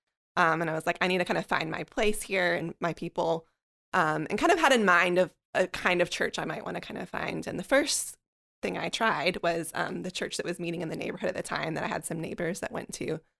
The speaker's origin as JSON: {"language": "English", "town": "Birmingham", "region": "West Midlands", "country": "United Kingdom", "tie": "born or raised there", "said": "I grew up in Birmingham."}